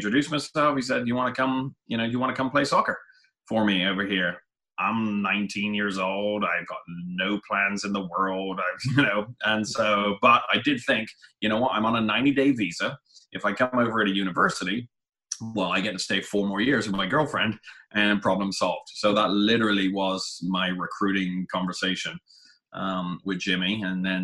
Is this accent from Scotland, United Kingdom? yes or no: no; Frome, South West England, United Kingdom; moved away as an adult; also born or lived in Scappoose, Oregon; now in Corvallis, United States; I was born and raised in England, in southwest England, down in a little town called Frome in Somerset